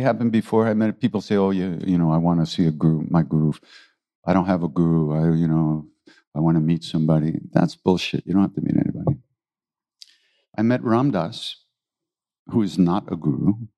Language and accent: English; New York City, New York, United States; I was born in New York City